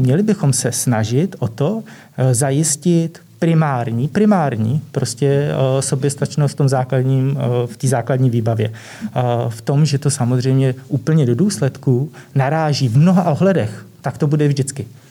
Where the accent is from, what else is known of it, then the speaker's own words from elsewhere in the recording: Vysočina Region, Czechia; nižší polohy na Vysočině, odkud pocházím